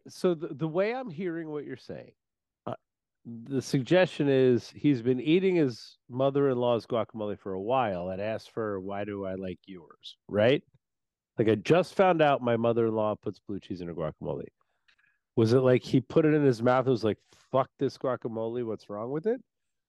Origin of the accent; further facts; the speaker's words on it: New Jersey, United States; But I'm from Jersey.